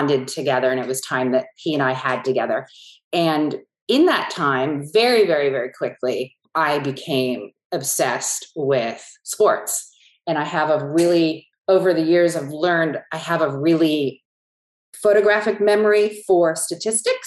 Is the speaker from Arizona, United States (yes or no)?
no; San Francisco Bay Area, California, United States; I grew up in the San Francisco Bay Area where there were no horses.